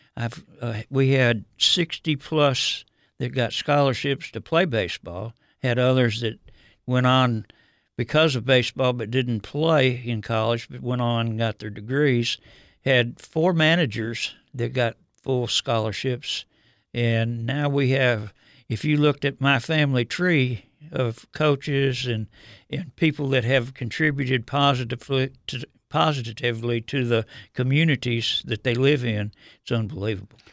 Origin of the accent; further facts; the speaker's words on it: Detroit, Michigan, United States; moved away; growing up in Detroit, uh, I, I grew up there in the uh, early '50s and '60s.